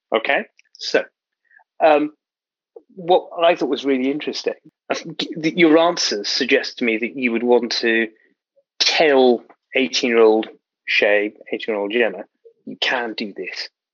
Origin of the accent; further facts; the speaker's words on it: London, United Kingdom; I'm a proud South Londoner